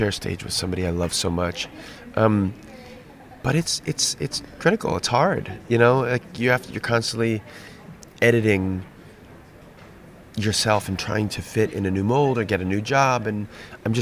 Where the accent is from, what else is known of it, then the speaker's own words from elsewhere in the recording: United States; I'm American